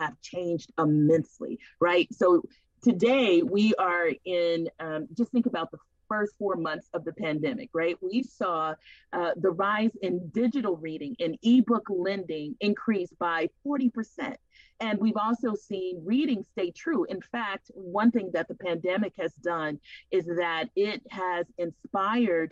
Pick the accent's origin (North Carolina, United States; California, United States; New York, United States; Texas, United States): California, United States; Los Angeles; moved away; also born or lived in Seattle; I was born and raised in the Watts area of Los Angeles, of the city of Los Angeles.